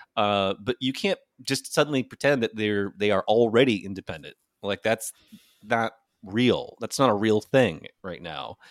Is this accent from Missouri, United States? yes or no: no; Michigan, United States; Michigan gangsta like me.